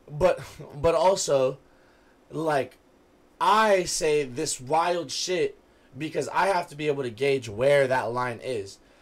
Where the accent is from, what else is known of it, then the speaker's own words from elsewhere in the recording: West Coast, United States; we're from the West Coast